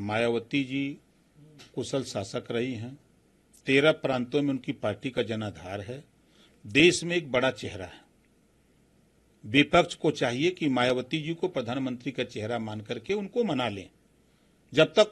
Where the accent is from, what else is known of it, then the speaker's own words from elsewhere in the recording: Varanasi, Uttar Pradesh, India; हम जहां से आते हैं बनारस जीतेंगे कहा सौ परसेंट हारेंगे